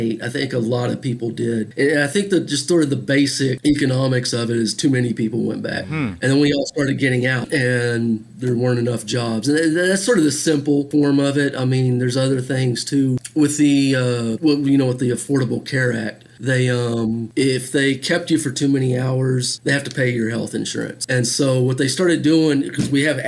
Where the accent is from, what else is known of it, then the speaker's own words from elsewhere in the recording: Fort Worth, Texas, United States; also born or lived in Taiwan / Mexico; I'm a native of Fort Worth